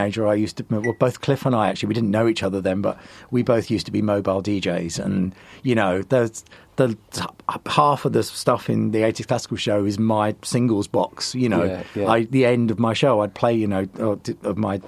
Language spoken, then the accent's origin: English; Southend-on-Sea, East of England, United Kingdom; moved away; I'm originally from Southend in Essex